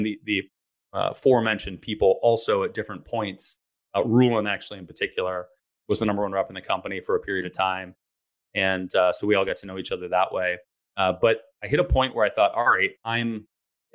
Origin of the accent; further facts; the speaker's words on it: Ann Arbor, Michigan, United States; I grew up in Ann Arbor, Michigan, which is a great town, but too small for my liking.